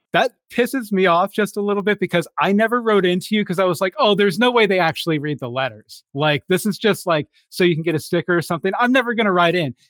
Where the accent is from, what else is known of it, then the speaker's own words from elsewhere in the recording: Katy, Texas, United States; moved away; the self proclaimed city of churches where we grew up in Katy, Texas.